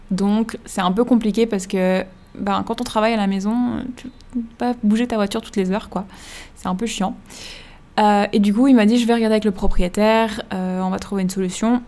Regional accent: Switzerland; moved away; Quand on vient de Suisse

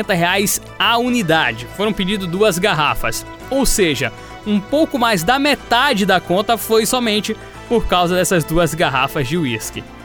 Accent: Brazil; como brasileiros

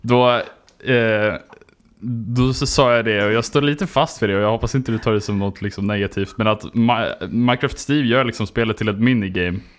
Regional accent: Skåne, Sweden; jag är …, beachman från Skåne.

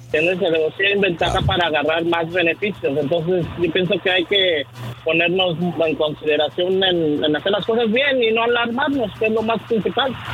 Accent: Mexico City, Mexico; yo soy del Distrito Federal

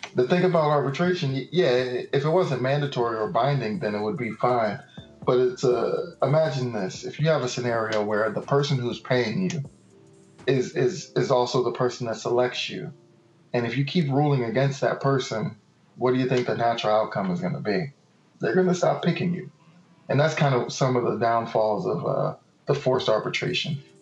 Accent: Miami, Florida, United States; moved away as an adult; also born or lived in Key West, Florida; now in Tallahassee, United States; I was born in Key West, raised in Miami Dade County, at 305 Dade County

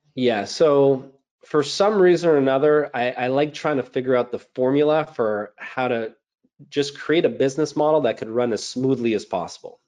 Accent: Montreal, Quebec, Canada; I'm a CPA, born and raised in Montreal, Canada

